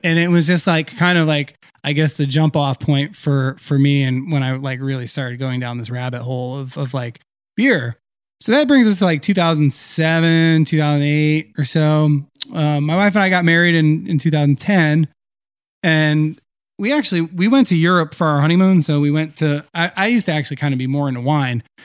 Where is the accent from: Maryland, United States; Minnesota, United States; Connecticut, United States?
Connecticut, United States; Meriden; also born or lived in Vermont; I'm, I'm originally from Meriden, Connecticut. Uh, so kind of like, I guess, the crossroads of Connecticut. Uh, technically the Silver City of of, uh, I think Connecticut too, or something like that. Anyway, so, uh, I grew up there